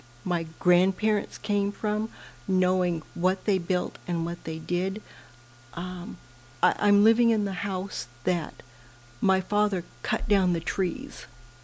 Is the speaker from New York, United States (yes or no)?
no; Kenai, Alaska, United States; moved away; I was from Kenai